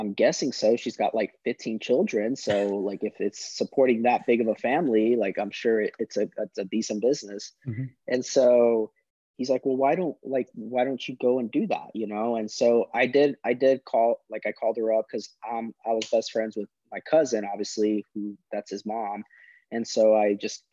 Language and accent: English; Springfield, Missouri, United States; also born or lived in California; I was born in California, but was grown and raised there in Springfield, Missouri for 15 years